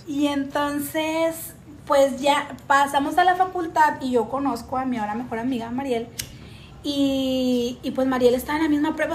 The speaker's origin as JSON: {"language": "Spanish", "town": "Monterrey", "region": "Nuevo León", "country": "Mexico", "said": "nosotros somos de Monterrey"}